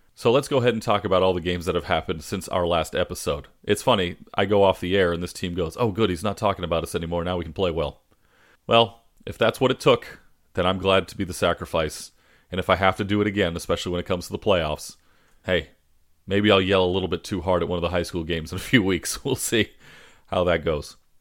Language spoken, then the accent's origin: English; Southern California, United States; I grew up in Southern California